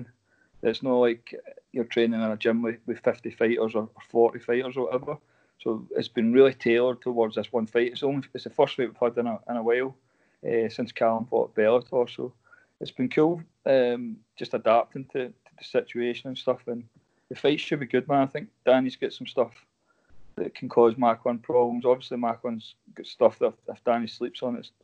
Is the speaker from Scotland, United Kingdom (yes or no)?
yes; Scotland, United Kingdom; Scotland's we're a wee bit behind England with that stuff now.